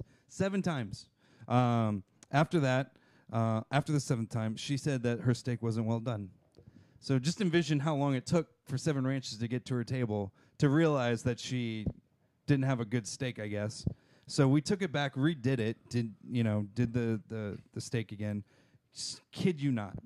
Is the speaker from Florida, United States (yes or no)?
yes; Jacksonville, Florida, United States; I'm from Jacksonville